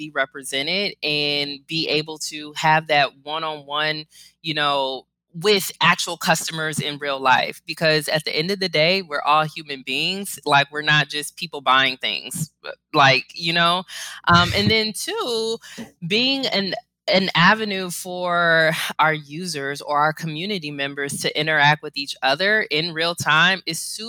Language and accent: English; Cleveland, Ohio, United States; I'm born and raised in Cleveland